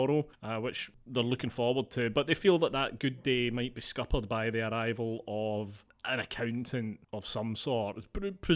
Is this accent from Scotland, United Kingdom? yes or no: yes; Bishopbriggs, Scotland, United Kingdom; a shop that used to be in Bishop Briggs in my hometown